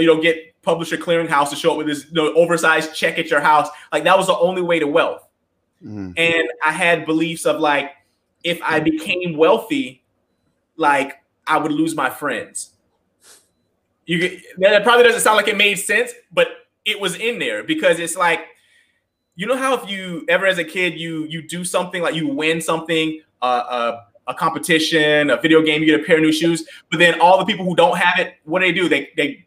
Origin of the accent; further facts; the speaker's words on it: the South, United States; I grew up in the South in a very kind of like religious home